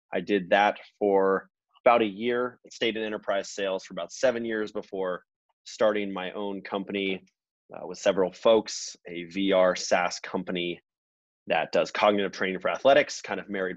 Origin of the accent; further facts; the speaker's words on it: Atlanta, Georgia, United States; moved away; also born or lived in Bay Area, California / Los Angeles, California; I am from Atlanta, Georgia, originally. Moved out to the Bay Area in 2001.